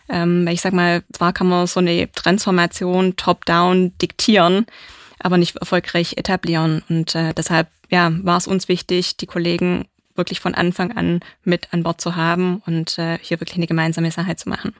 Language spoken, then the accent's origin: German; Swabia, Germany; ich bin gebürtiger Schwabe